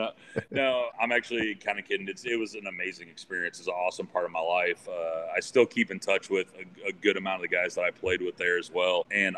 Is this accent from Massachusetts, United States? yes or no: no; LaPorte, Indiana, United States; also born or lived in Fort Worth; LaPorte, Indiana. So like from Chicagoland area, like an hour east of there. So I was born there, lived there for about 5 or 6 years, then moved down to the Fort Worth area.